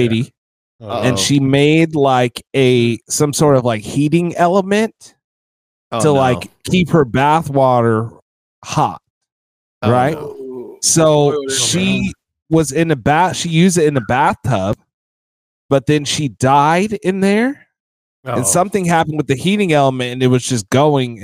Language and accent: English; Vallejo, California, United States; I grew up in Vallejo